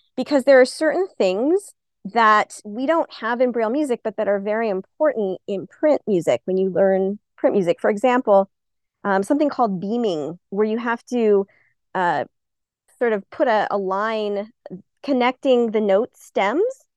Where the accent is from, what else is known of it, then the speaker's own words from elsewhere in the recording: Albuquerque, New Mexico, United States; I'm originally from Albuquerque, New Mexico, so always once a New Mexico native, always a New Mexico native.